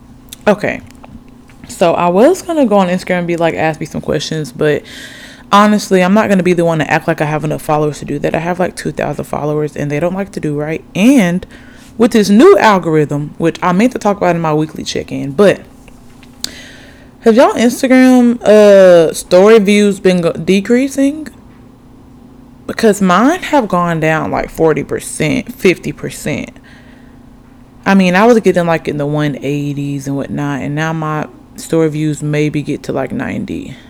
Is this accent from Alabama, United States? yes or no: yes; Oxford, Alabama, United States; but I grew up in Alabama, Oxford to be exact, for the longest.